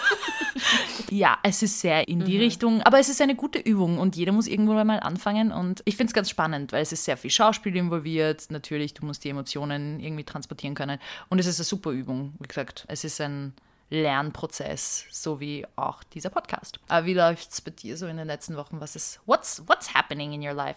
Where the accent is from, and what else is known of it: Hungary; now in Vienna, Austria